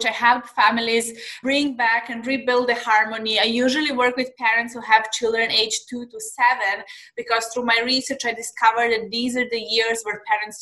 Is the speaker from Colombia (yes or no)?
no; Serbia; moved away as an adult; now in Dubai, United Arab Emirates; I'm originally from Serbia. I'm living in Dubai in the last 4 years, but I'm originally from Serbia